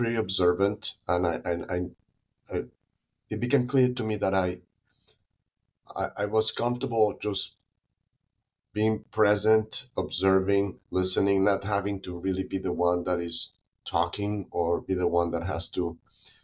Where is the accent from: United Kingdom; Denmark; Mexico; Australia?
Mexico; Mexico City; moved away as an adult; also born or lived in United States; now in San Diego, United States; I was born and raised in Mexico City